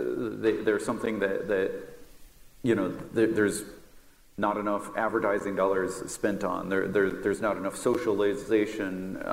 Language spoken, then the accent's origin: English; Iowa, United States; now in Austin, United States; in my hometown in Iowa